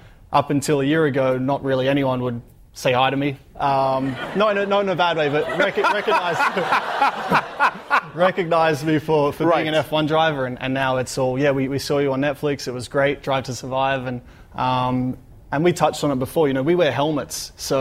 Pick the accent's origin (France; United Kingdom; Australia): Australia; growing up in Australia, you know, growing up with sunshine and, you know, live close to the beach